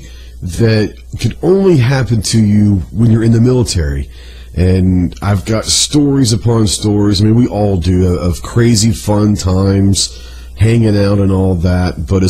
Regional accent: Plano, Texas, United States; also born or lived in Okinawa, Japan / Camp Pendleton, California; I grew up in Dallas, Texas, a little suburb called Plano.

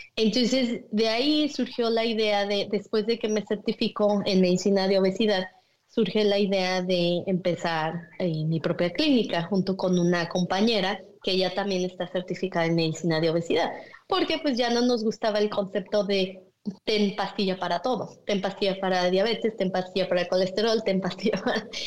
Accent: Naucalpan, State of Mexico, Mexico; moved away as an adult; now in Michigan, United States; yo nací en la Ciudad de México, pero crecí en lo que es el Estado de México, en Naucalpan

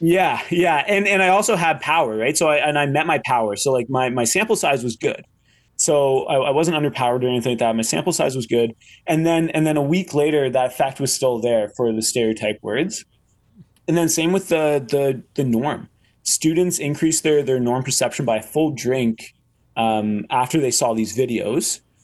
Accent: Canada; I'm Canadian

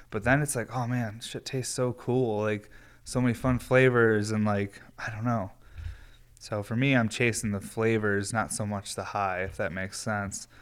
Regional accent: Northeast United States, United States; I'm from the Northeast.

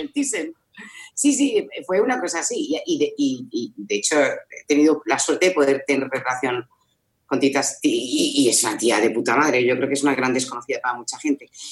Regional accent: Madrid, Community of Madrid, Spain; moved away as an adult; now in Zaragoza, Spain; yo soy madrileña, lo que pasa es que ahora eh, me, he venido a vivir a Zaragoza.

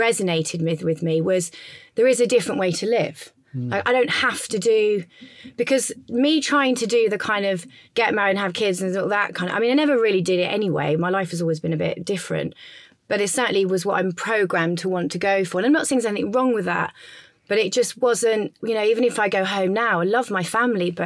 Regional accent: Leicester, East Midlands, United Kingdom; now in London, United Kingdom; I'm not from London. I'm originally from Leicester, from the middle of England, but I live in Notting Hill

